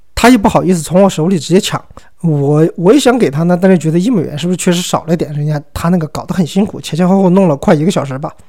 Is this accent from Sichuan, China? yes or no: yes; Sichuan, China; 我一个四川人啊我一个中国人嘛